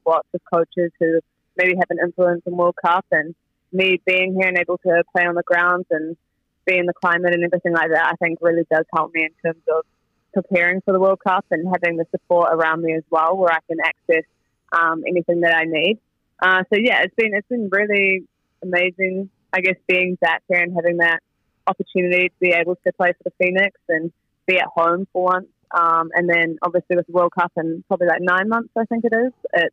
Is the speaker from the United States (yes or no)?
no; New Zealand; moved away as an adult; it's nice to be back in my hometown where I grew up